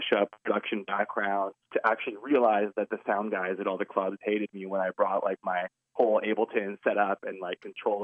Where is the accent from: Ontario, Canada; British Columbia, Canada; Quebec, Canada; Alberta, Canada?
British Columbia, Canada; Vancouver; I'm from Vancouver, Canada, British Columbia, Canada. Born and raised here